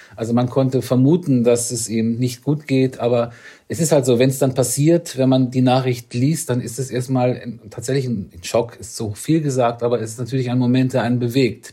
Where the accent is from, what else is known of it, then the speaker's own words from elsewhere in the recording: Northern Germany, Germany; Ich komme ja aus dem Norden